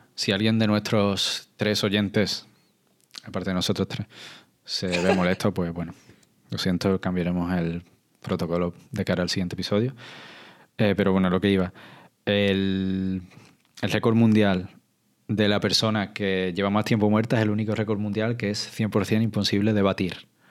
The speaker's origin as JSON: {"language": "Spanish", "region": "Andalusia", "country": "Spain", "said": "como andaluz"}